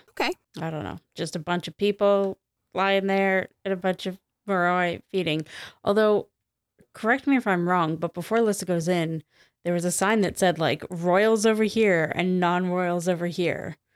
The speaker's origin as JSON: {"language": "English", "country": "United States", "said": "I'm American"}